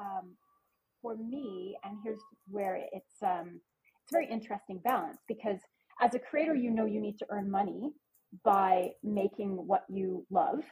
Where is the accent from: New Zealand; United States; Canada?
Canada; I'm Canadian